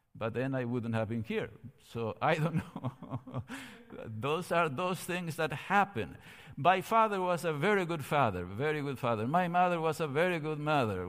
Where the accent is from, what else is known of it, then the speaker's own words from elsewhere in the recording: Córdoba, Argentina; moved away as an adult; I was born in Cordoba, Argentina, thirteen days after the end of World War Two